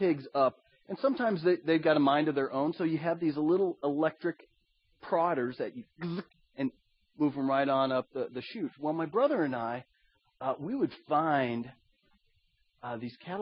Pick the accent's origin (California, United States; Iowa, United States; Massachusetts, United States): Iowa, United States; My brother and I, we grew up in Iowa.